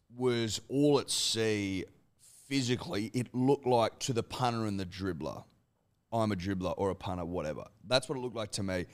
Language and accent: English; Australia; as an Australian